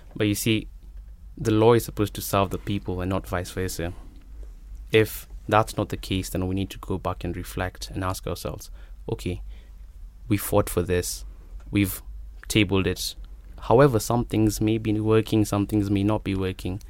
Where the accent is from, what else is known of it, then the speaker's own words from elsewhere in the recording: Nairobi, Kenya; I'm from Nairobi